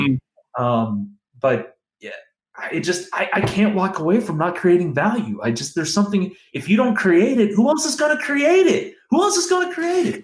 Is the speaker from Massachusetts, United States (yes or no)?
no; Northern Virginia, United States; also born or lived in Pittsburgh; I grew up in Northern Virginia